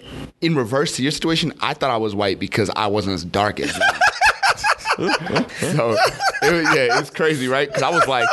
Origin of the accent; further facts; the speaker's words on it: New York City, New York, United States; I was in Harlem. That's where I was coming from.